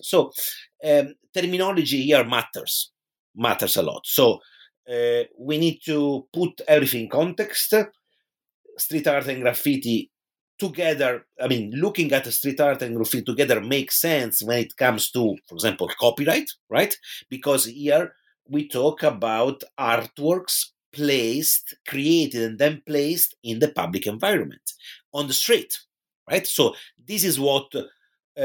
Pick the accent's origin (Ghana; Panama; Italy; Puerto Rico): Italy; Pisa, Tuscany; moved away; in my hometown in Tuscany, which is Pisa in Italy